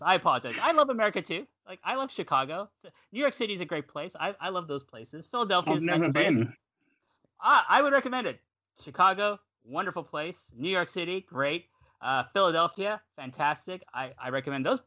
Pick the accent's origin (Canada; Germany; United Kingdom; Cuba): Canada; now in Japan; I'm Canadian